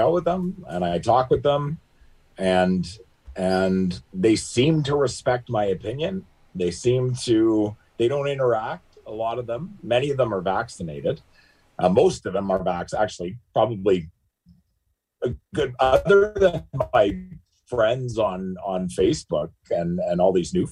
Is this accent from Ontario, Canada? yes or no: yes; Timmins, Ontario, Canada; born and raised in Timmins, Ontario